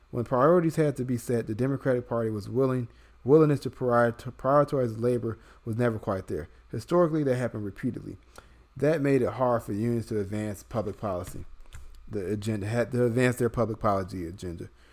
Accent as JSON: {"language": "English", "town": "Chicago", "region": "Illinois", "country": "United States", "tie": "born or raised there", "said": "born and raised in Chicago, which, you know, Brian and I can attest is a union city"}